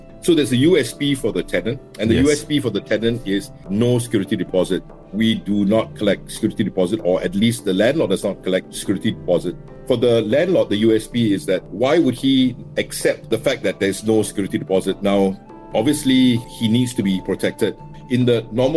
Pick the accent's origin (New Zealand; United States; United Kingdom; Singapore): Singapore; I grew up in District 11 in an enclave called Jalan Pemimpin.